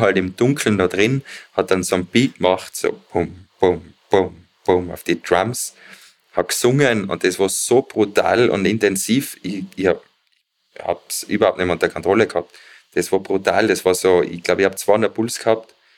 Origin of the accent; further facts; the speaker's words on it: Zillertal, Tyrol, Austria; ich komme aus dem Zillertal, bin mittlerweile 38